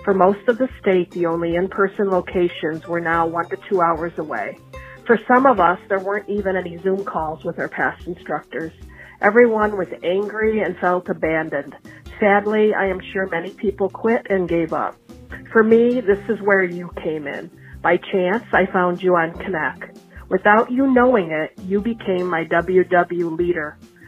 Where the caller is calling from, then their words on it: Michigan, United States; Hi, Donato. … I'm from Michigan.